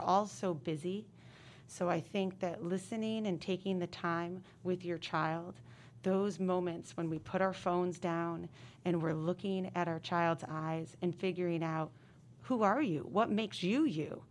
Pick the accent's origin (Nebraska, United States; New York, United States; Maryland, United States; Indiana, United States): New York, United States; upstate; moved away as an adult; now in California, United States; Born and raised in upstate New York, I moved here from N Y C